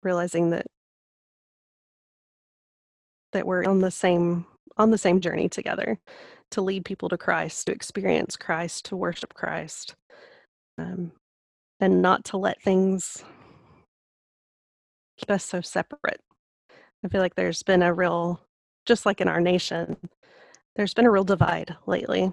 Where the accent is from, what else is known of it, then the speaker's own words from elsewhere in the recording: Lubbock, Texas, United States; moved away as an adult; also born or lived in Memphis; I grew up in Lubbock, Texas